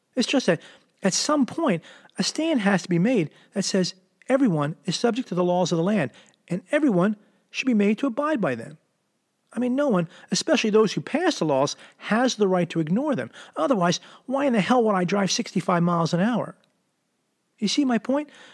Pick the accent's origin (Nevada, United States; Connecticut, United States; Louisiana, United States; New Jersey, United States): New Jersey, United States; Philadelphia metropolitan area; moved away as an adult; also born or lived in San Diego, California; I moved from the Philadelphia metropolitan area, South Jersey to be exact, when I was eighteen years old